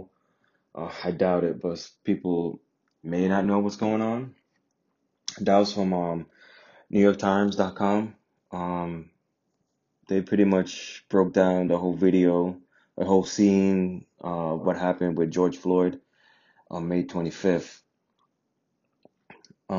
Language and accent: English; Jamaica; now in United States; I'm from Jamaica, but I'm half Indian, half black.